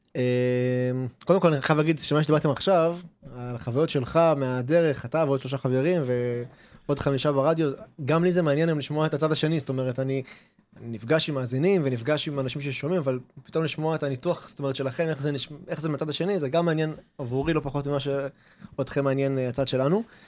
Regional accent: Haifa, Haifa District, Israel; ואנחנו מכאן, ואנחנו לא במקום אחר

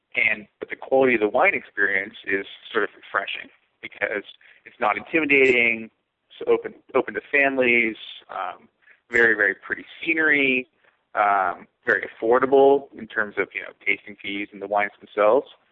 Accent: California, United States; moved away; I'm from California. My friends and family are from California

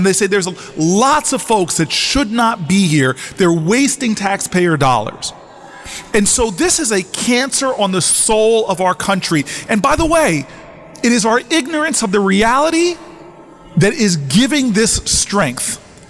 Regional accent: northern New Jersey, United States; where I grew up in New Jersey, my parents literally had to get a white couple to pose as them to be the first black family to move into an affluent town in northern New Jersey.

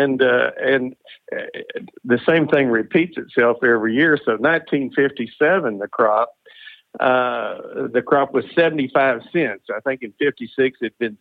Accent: Floydada, Texas, United States; I grew up in Floydada, Texas, which is a town of about 4,500 people in West Texas

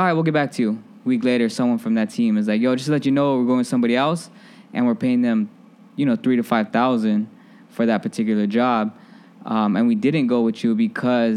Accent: Phoenix, Arizona, United States; moved away as an adult; now in Chicago, United States; I was bred and fed in Phoenix, Arizona, and that's still home

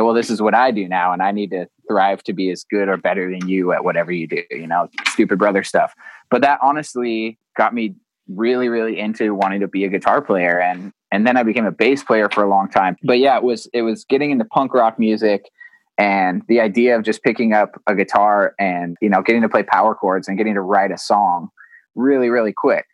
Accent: Vista, California, United States; I grew up here in in Vista, California, just a, a little town in North San Diego

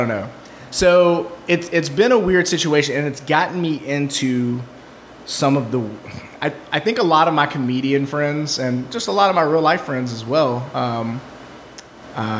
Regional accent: Mississippi, United States; moved away as an adult; also born or lived in Birmingham, Alabama; now in Columbus, Ohio, United States; I grew up in Mississippi in a trailer

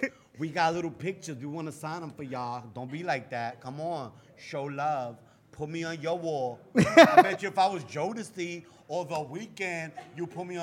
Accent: New York City, New York, United States; I'm half Dominican and I'm from the Bronx

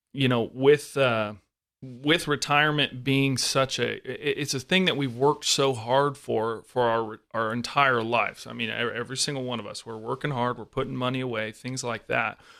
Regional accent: Arizona, United States; We're both from Arizona

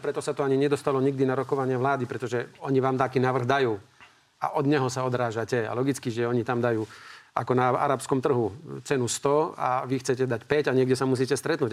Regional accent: Slovakia; ja som Slovák

